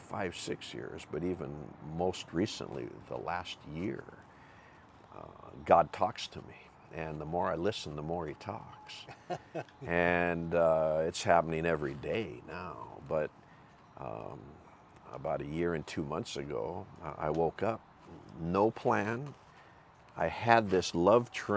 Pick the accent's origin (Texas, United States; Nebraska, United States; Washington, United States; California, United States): Washington, United States; Seattle; I'm from Seattle. Grew up with a very faith-driven mom from North Carolina, Southern Baptist, I believe. Attended Southern Baptist Church my whole childhood.